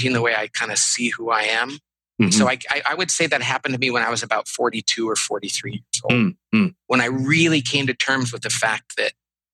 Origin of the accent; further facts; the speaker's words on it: Bakersfield, California, United States; moved away; I grew up in Central California in a town called Bakersfield